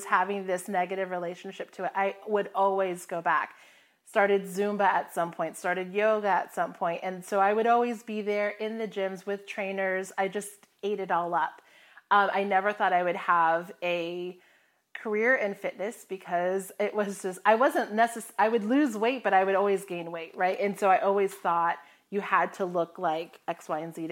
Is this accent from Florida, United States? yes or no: yes; Florida, United States; moved away as an adult; also born or lived in Hawaii / Midwest; I grew up in Florida, but I went to the Midwest for university